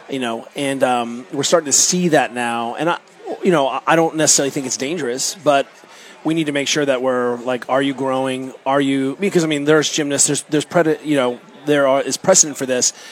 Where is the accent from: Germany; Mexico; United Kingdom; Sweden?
Germany; I grew up kayaking in Germany and then uh, went to the University of Colorado Boulder.